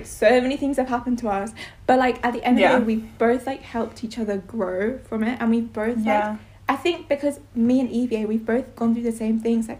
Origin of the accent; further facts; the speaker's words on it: India; now in United Kingdom; and I'm Indian. I'm about to turn 18, and I'm also in year 13.